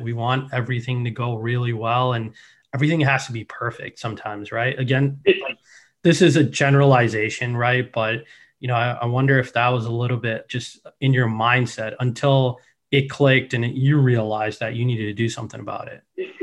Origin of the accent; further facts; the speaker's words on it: Chicago, Illinois, United States; I'm from Chicago